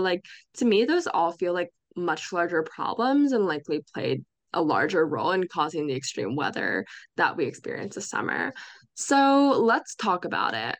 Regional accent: Bucks County, Pennsylvania, United States; It was such a pillar of my experience growing up there

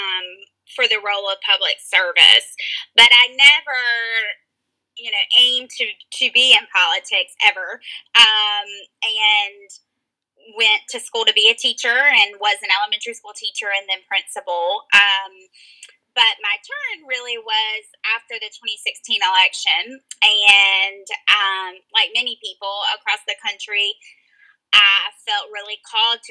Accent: Graham, North Carolina, United States; I grew up with a dad who led the Democratic Party in my county where I grew up in Alamance County, North Carolina

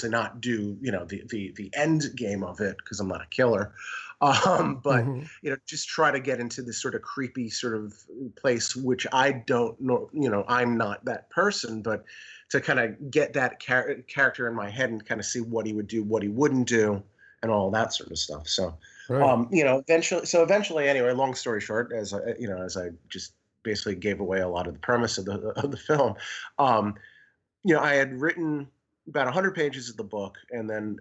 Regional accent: New York, United States; also born or lived in Amsterdam; I grew up in New York

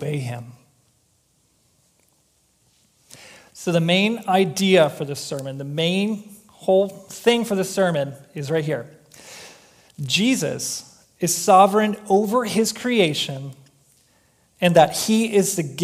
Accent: Chicago, Illinois, United States; now in Minnesota, United States; I'm from Chicago

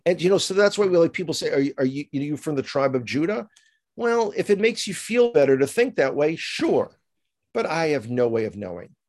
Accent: New York City, New York, United States; moved away as an adult; now in Israel; I grew up in the Bronx

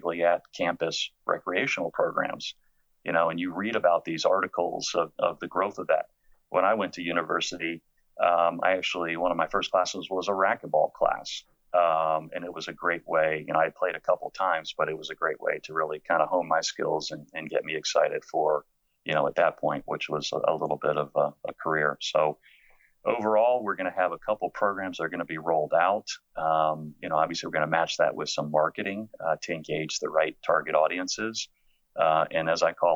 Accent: Silver Spring, Maryland, United States; I grew up in Silver Spring

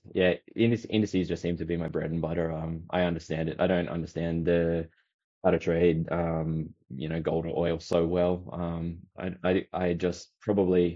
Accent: Australia; I'm Aussie

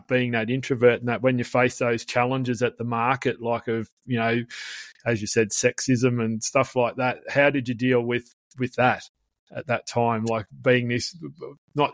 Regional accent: Melbourne, Victoria, Australia; I grew up in the eastern suburbs of Melbourne, and growing up at the foot of the Dandenongs

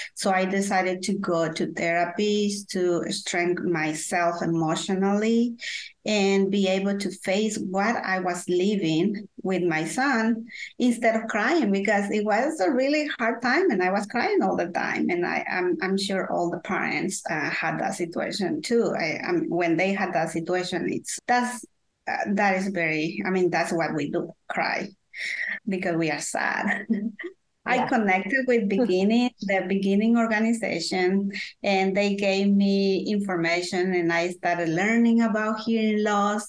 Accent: Guatemala; English is a second language; moved away as an adult; now in North Carolina, United States; I am from Guatemala, Central America, uh, and I moved to USA when I was, uh, I don't want to say my age. So I will say 20 years ago, I moved to USA

